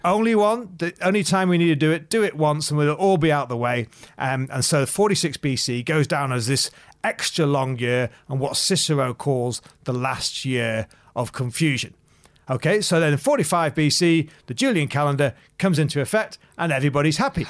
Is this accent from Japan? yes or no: no; Macclesfield, North West England, United Kingdom; now in Sydney, Australia; I'm not from Sydney originally. I'm from a market town called Macclesfield, which is in Cheshire.